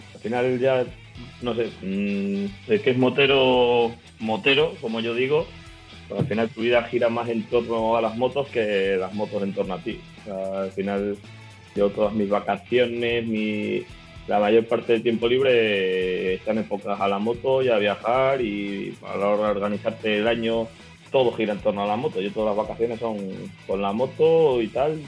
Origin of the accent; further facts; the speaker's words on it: Navalmoral de la Mata, Extremadura, Spain; now in Vitoria-Gasteiz, Spain; soy de Cáceres, soy de un pueblo de Cáceres que se llama Navalmoral de la Mata